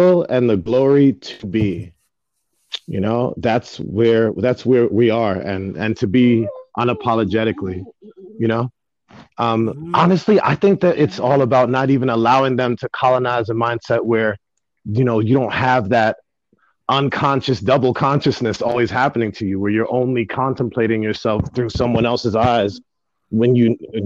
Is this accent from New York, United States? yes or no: yes; New York City, New York, United States; also born or lived in Jamaica (ancestry); I'm the first generation here to be born as an American, but I identify way more with my Jamaican roots